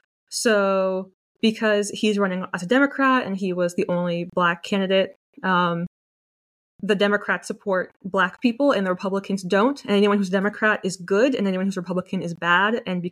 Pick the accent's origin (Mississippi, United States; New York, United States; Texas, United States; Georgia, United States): Texas, United States; Dallas; But yeah, I grew up in Texas. And although Texas is obviously a pretty conservative state, although it's becoming more liberal, more left now that people are moving there from California, when I was growing up, it was very conservative.